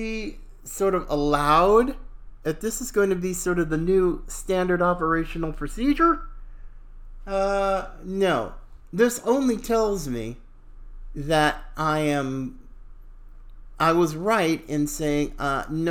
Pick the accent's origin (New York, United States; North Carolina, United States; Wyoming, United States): North Carolina, United States; Charlotte; I too, a Southerner, fifth generation, from Charlotte, North Carolina. I was born in that area